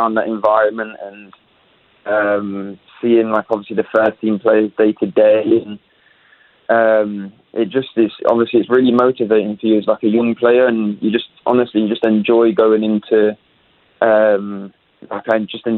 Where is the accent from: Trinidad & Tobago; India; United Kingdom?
United Kingdom; Leicester, East Midlands; moved away as an adult; now in Winnipeg, Canada; I'm from Leicester